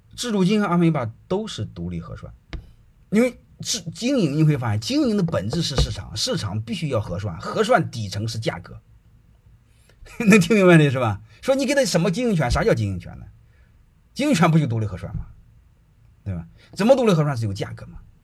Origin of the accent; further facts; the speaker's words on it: China; 我们中国人